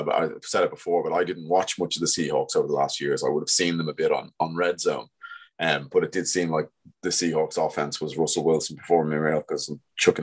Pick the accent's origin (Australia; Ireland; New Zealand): Ireland; we're all Irish